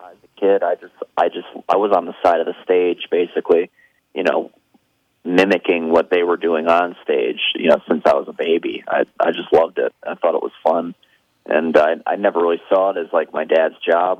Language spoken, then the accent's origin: English; Tampa, Florida, United States; I grew up in Florida